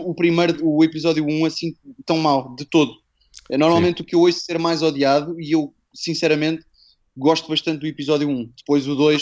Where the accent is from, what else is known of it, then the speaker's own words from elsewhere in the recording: Lisbon, Portugal; eu sou de Campo de Urique